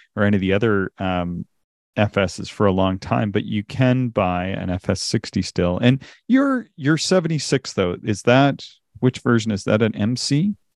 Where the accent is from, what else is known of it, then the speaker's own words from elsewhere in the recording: Canada; accent: Canadian; my Canadian accent